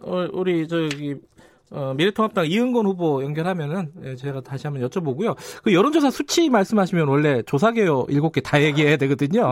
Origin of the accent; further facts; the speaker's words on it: Daejeon, South Korea; 제가 사실 고향이 대전 중구입니다